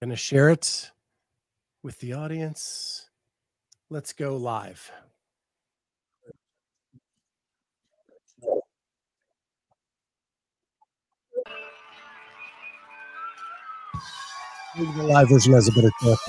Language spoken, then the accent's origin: English; Pittsburgh, Pennsylvania, United States; I grew up outside of Pittsburgh.